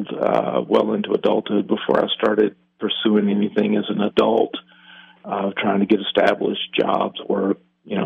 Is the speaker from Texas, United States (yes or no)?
yes; Piney Woods, East Texas, United States; I grew up in the Piney Woods in East Texas